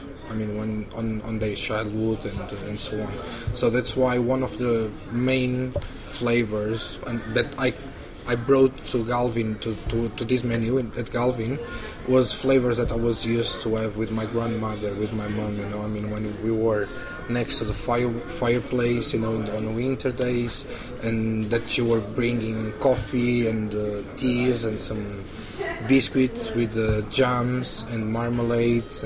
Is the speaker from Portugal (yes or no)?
yes; Vila do Conde, Norte, Portugal; English is a second language; moved away as an adult; also born or lived in Porto; now in London, United Kingdom; I born in, as I said, in a small city next to Porto. All my family are fishmen